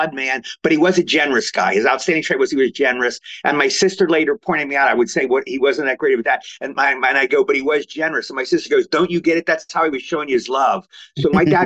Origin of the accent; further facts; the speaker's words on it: Cumberland, Maryland, United States; I'm from Maryland, Cumberland, Maryland.